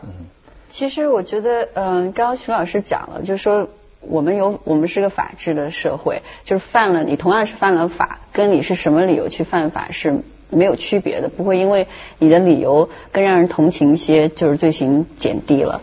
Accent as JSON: {"language": "Chinese", "country": "China", "said": "我觉得这好像是我们中国人身上很自然的一种东西"}